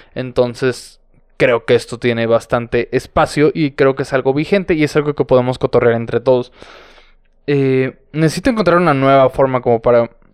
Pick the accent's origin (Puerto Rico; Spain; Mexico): Mexico; San Luis Potosí; San Luis Potosí, señoras y señores, mi, mi ciudad natal